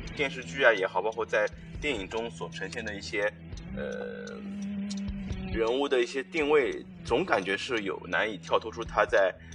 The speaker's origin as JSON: {"language": "Chinese", "country": "China", "said": "作为中国人来说"}